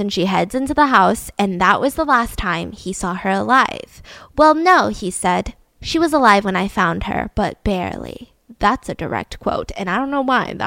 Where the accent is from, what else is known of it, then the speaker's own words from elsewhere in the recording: the South, United States; I'm from the South